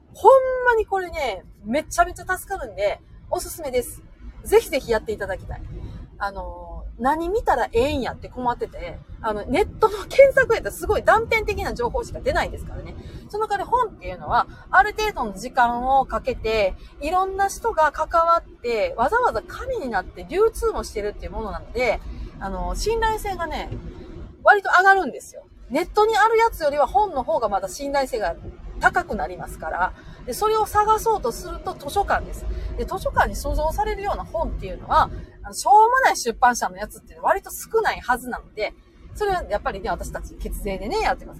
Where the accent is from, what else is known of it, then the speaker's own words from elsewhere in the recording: Nara, Japan; accent: Kansai-ben; also born or lived in Osaka; 大阪生まれの奈良育ちですから